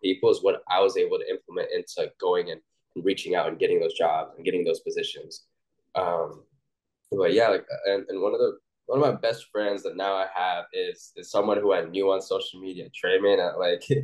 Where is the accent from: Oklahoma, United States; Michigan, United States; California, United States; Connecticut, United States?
Oklahoma, United States; I'm from Oklahoma